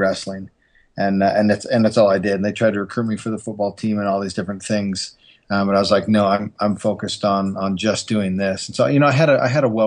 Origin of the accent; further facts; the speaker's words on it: Calgary, Alberta, Canada; now in Utah, United States; I'm actually from Calgary, Alberta, Canada, and I love being from Canada. But I do love living in Utah now.